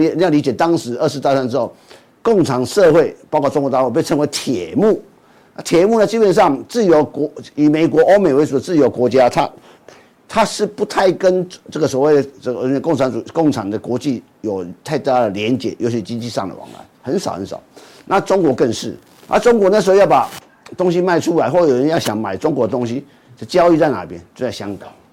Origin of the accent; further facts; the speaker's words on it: Taiwan; 我住的天母附近也是公司